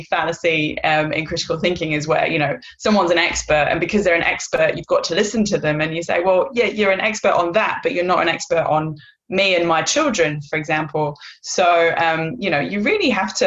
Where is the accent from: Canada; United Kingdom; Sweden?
United Kingdom; North Wales; moved away as an adult; now in Perth, Australia; I live in Perth, Western Australia. I've lived here for 10 years, but I am originally from North Wales